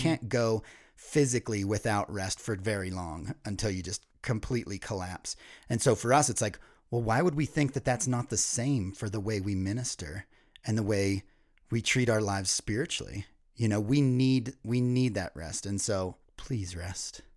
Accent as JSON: {"language": "English", "region": "East Coast", "country": "United States", "tie": "born or raised there", "said": "Ryan and I were both born and raised on the East Coast"}